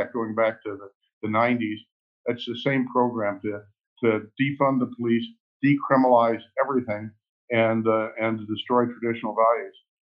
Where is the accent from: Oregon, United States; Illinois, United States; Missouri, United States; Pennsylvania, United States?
Missouri, United States; St. Louis; also born or lived in Dallas; When my wife and I grew up in St. Louis, but I went to school in Dallas, started practicing there. And then my wife and I moved back to St. Louis.